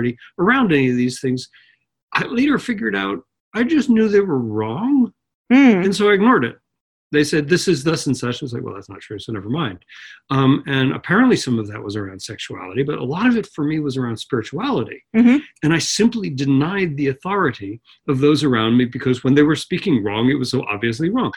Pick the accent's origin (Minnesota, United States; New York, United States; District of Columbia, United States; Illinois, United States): New York, United States; Long Island; also born or lived in Manhattan, New York / The Bronx, New York; Well, I grew up on Long Island, which is just outside New York. I was born in Manhattan. First 4 years in the Bronx